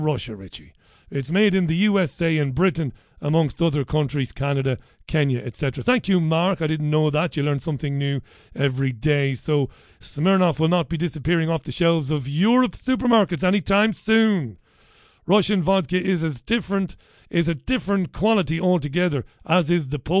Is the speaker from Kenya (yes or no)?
no; Waterford, Munster, Ireland; ever since I was a baby boy growing up in Ballybeg in Waterford in the 1970s